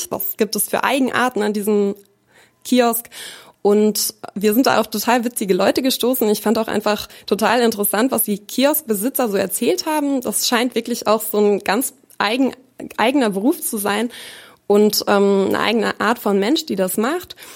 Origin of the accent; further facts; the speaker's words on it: Bavaria, Germany; also born or lived in Munich; now in Hanover, Germany; Ich bin in München geboren und in Bayern aufgewachsen, in einem ganz kleinen Ort, da am Chiemsee.